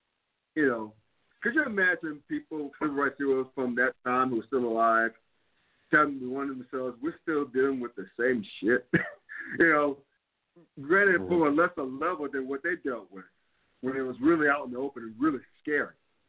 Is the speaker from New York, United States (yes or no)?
yes; New York, United States; moved away; I'm originally from New York. My brother's back in New York.